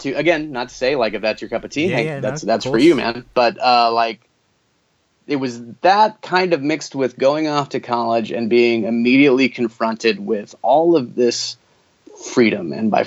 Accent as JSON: {"language": "English", "region": "the Bible Belt", "country": "United States", "tie": "born or raised there", "said": "Well, I mean, look, I grew up in the Bible Belt. It's just kind of part. It's part of life."}